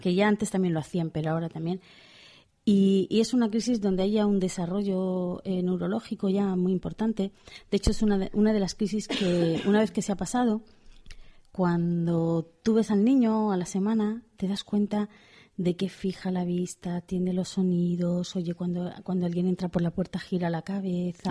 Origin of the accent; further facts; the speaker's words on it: Pamplona, Navarre, Spain; como soy de Pamplona